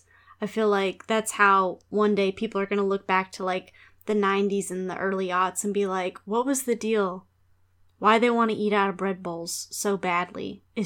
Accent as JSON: {"language": "English", "region": "Texas", "country": "United States", "accent": "Texas", "said": "I'm going to stand in my truth and use my homogenized sort of Texas accent. Just my regular voice."}